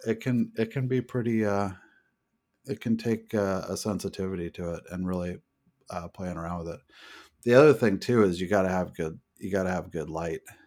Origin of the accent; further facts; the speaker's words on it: United States; I'm an American